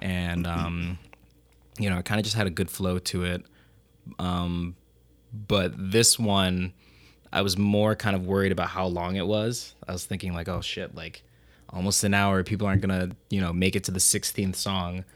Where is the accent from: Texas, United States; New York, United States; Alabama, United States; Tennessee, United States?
New York, United States; Rochester; I'm originally from Rochester